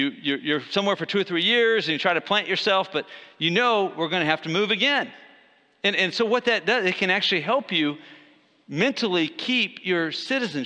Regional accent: Texas, United States; my own nationality here as a Texan has got to be trumped by my true nationality as a Christian

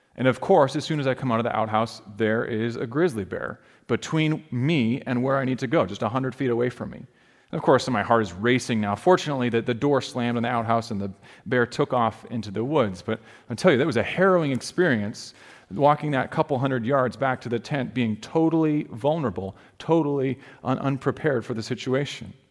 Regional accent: Alaska, United States; moved away; where I grew up in Alaska, we had grizzly bears

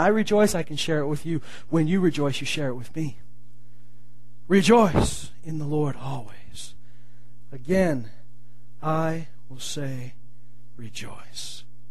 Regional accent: Canada; as Canadians we can be somewhat calm in how we act

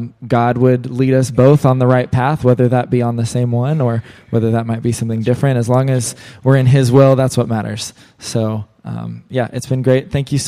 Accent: Kokomo, Indiana, United States; I'm originally from Indiana, so the Kokomo area. It's about an hour north of Indianapolis

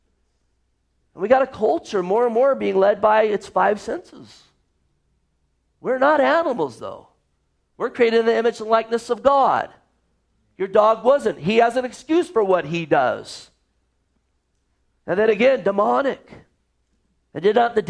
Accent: Gilroy, California, United States; moved away; I grew up in Gilroy, California

